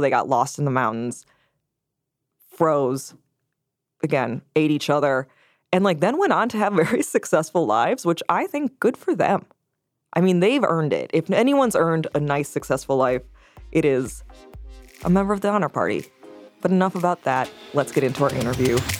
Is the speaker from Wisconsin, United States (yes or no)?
yes; Wisconsin, United States; my home state